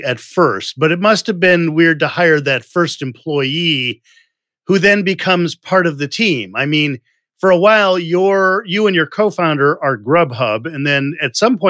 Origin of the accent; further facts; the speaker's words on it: Chicago, Illinois, United States; I'm from Chicago.